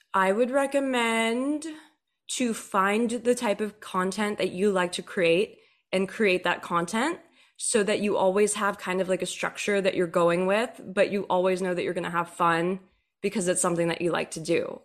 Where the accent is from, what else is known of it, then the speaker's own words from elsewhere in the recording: Texas, United States; also born or lived in Nashville; now in Los Angeles, United States; I grew up in Texas and then moved out here to L